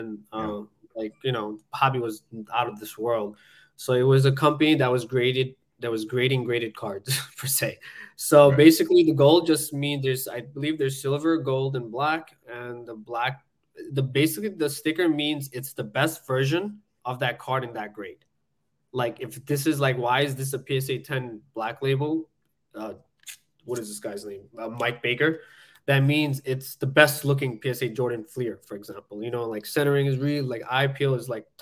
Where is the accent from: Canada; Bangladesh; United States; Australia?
Bangladesh; moved away; I was born in Bangladesh, came from nothing